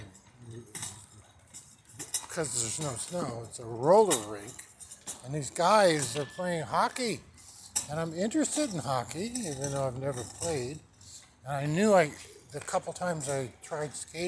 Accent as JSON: {"language": "English", "region": "Nebraska", "country": "United States", "moved": "yes", "said": "I'm from Nebraska"}